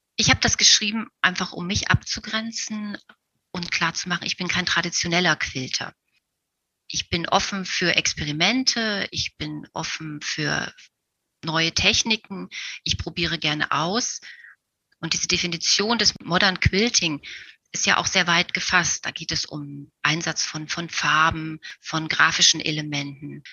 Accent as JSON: {"language": "German", "town": "Magdeburg", "region": "Saxony-Anhalt", "country": "Germany", "tie": "born or raised there", "said": "Meine Oma war Damenmaßschneiderin und sie wohnte bei uns zu Hause in Magdeburg mit uns in einem Haus"}